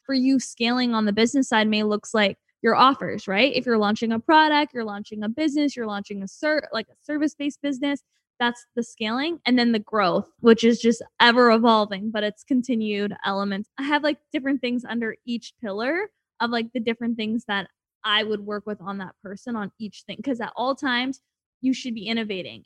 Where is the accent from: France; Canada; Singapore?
Canada; moved away as an adult; now in Los Angeles, United States; I'm from Canada